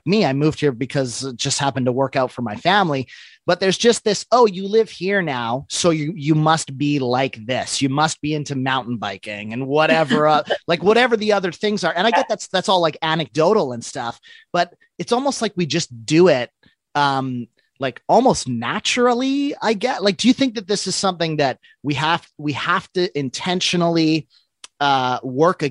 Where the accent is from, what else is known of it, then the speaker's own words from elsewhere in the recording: Vancouver, British Columbia, Canada; born out in Greater Vancouver